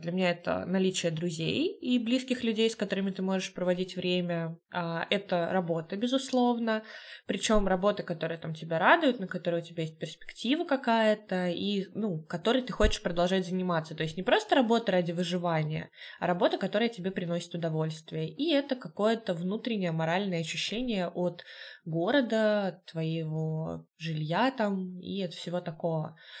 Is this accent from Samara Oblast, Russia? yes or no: yes; Tolyatti, Samara Oblast, Russia; moved away as an adult; now in Saint Petersburg, Russia; ты приехал в родной город, но это уже не твой город